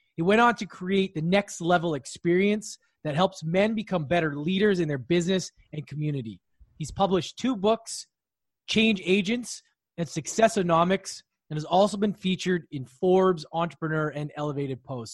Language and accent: English; Canada; I grew up Canada where it's safer